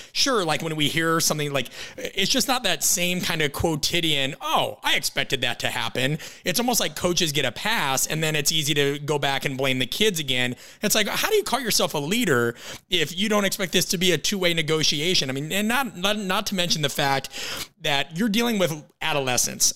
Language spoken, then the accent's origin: English; Midwest, United States; I'm from the Midwest West.